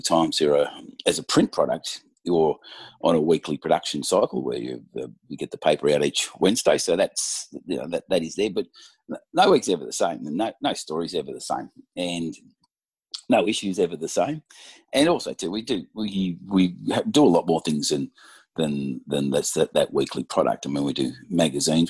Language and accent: English; Gippsland, Victoria, Australia; I grew up in Gippsland, a place called Tanamba, so between Maffra and Hayfield, on a dairy farm.